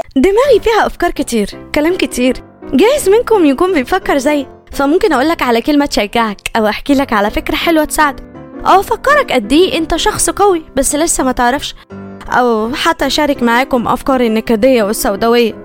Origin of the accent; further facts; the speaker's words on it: Egypt; عندنا في مصر في لهجات كتير